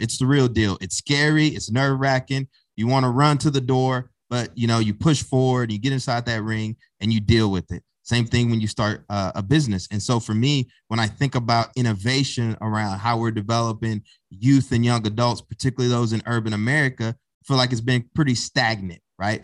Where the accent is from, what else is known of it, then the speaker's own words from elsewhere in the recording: Tyler, Texas, United States; moved away as an adult; also born or lived in Bryan-College Station, Texas / Annapolis, Maryland; now in Newark, United States; I'm originally from Texas, grew up in a single parent home, raised by my mom